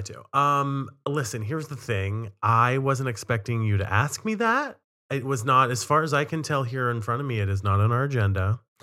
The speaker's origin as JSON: {"language": "English", "town": "Cumberland", "region": "Maryland", "country": "United States", "tie": "born or raised there", "moved": "yes", "lives_now": "Boston, United States"}